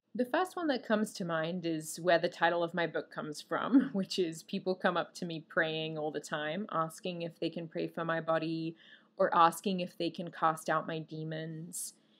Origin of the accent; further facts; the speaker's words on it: Australia; I'm Australian.